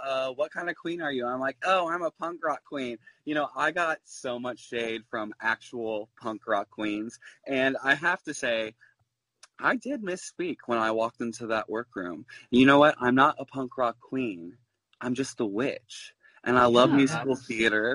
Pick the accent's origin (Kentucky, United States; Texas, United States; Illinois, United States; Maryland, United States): Kentucky, United States; Louisville; now in New York, United States; I'm from Louisville, Kentucky, and I loved the drag there so much